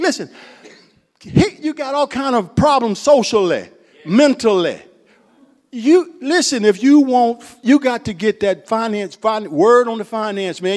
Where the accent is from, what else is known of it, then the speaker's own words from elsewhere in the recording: Central Florida, United States; I'm from Florida. Central Florida.